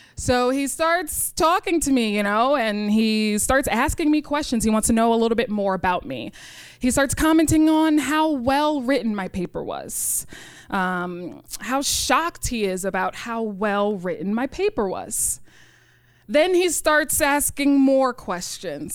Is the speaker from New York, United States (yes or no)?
yes; New York City, New York, United States; I grew up in Rochdale Village.